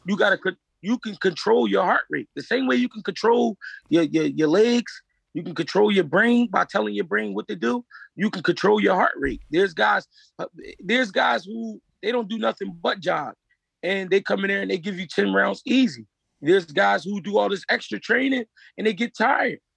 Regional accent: Philadelphia, Pennsylvania, United States; I'm from Philly, I only fought in Philly two times

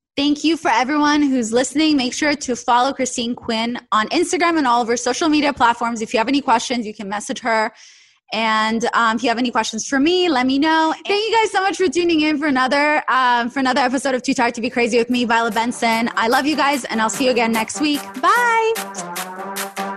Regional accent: Saint Petersburg, Russia; English is a second language; moved away; I'm from St. Petersburg.

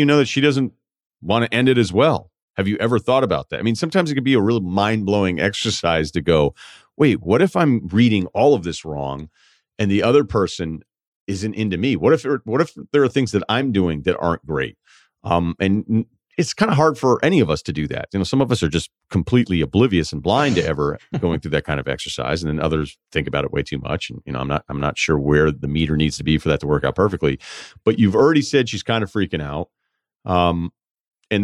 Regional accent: Queens, New York, United States; I grew up in Queens, single mother. Didn't have much financially, bounced around a bunch of jobs, not a lot to fall back on

